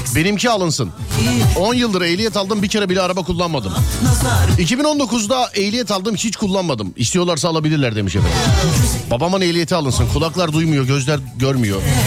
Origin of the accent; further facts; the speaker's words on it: Istanbul, Turkey; bir İstanbullu olarak